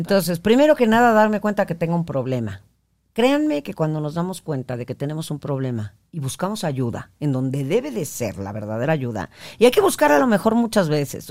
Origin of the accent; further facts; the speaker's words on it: northern Mexico, Mexico; yo soy como, como norteña y hablo con mis palabrotas